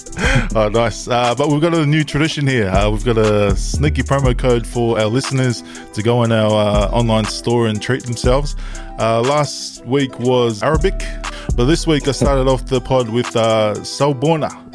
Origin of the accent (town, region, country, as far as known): Tonga